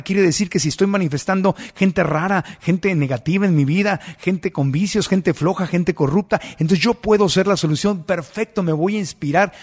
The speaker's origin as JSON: {"language": "Spanish", "country": "Mexico", "said": "como buen mexicano que soy"}